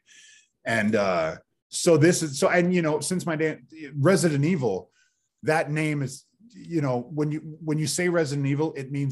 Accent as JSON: {"language": "English", "region": "Pacific Northwest", "country": "United States", "moved": "yes", "said": "I'm from the Pacific Northwest. And I moved here and I'm kind of one of the only people in my family to move away."}